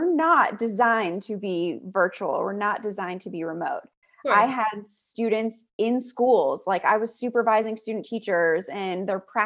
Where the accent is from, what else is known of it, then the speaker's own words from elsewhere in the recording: Pittsburgh, Pennsylvania, United States; moved away; also born or lived in Auburn; I was born in Pittsburgh as well